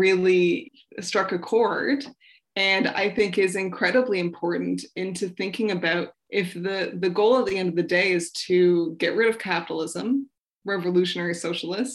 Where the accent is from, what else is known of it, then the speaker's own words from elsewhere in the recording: Toronto, Ontario, Canada; now in Winnipeg, Canada; I'm from Toronto